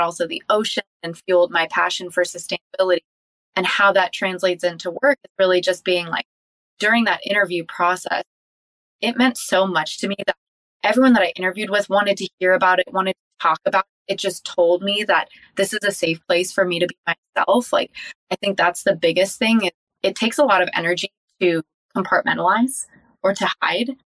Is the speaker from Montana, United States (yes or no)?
no; Encinitas, California, United States; I grew up in Encinitas, California